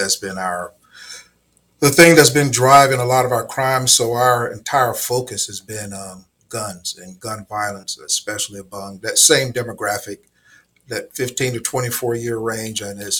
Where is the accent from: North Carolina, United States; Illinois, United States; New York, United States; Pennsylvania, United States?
North Carolina, United States; Elizabeth City; moved away as an adult; also born or lived in Raleigh, North Carolina; now in Hampton, United States; No, I'm originally from North Carolina, a small town, Elizabeth City.